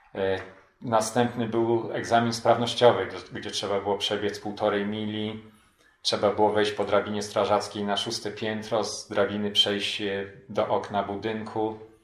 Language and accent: Polish; Poland; now in Anchorage, United States; mimo że byłem imigrantem, mimo że angielski to mój drugi język